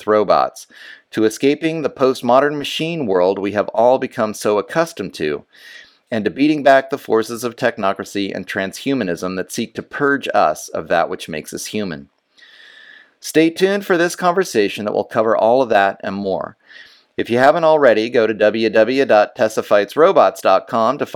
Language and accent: English; United States; me as an American